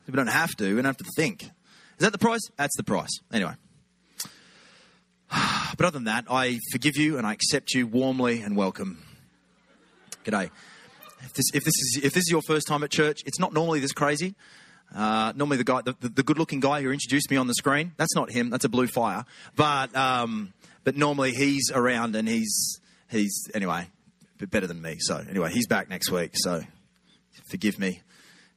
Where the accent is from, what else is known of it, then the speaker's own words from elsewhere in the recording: Australia; accent: Aussie; Feels like home now